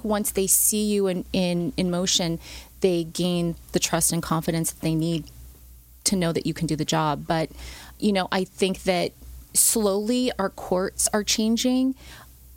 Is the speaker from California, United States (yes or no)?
yes; Ontario, California, United States; also born or lived in Chino, California; I grew up in Ontario, then we moved to Chino